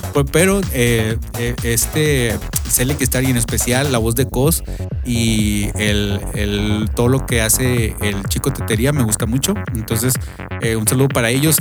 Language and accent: Spanish; Mexico; now in United States; nosotros que somos inmigrantes este, mexicanos viviendo aquí en Estados Unidos